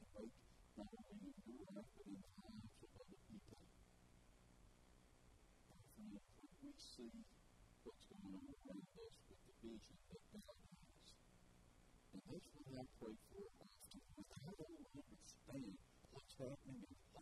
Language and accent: English; Bells, Tennessee, United States; also born or lived in Memphis / Jackson; I grew up in Bells, I grew up in the farm